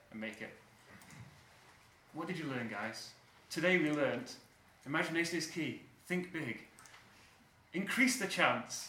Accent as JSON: {"language": "English", "town": "Manchester", "region": "North West England", "country": "United Kingdom", "also_born_or_lived": "Sheffield", "moved": "yes", "said": "we're from Manchester originally"}